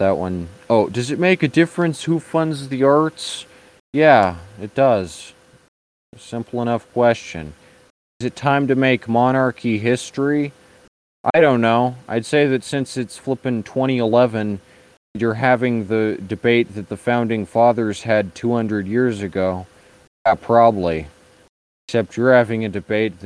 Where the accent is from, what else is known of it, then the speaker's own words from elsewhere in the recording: United States; I'm an American